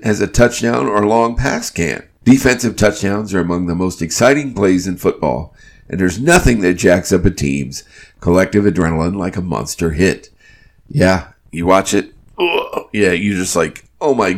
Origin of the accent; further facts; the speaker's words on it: Burlington, Iowa, United States; moved away as an adult; now in Charlotte, United States; Iowa native, such as myself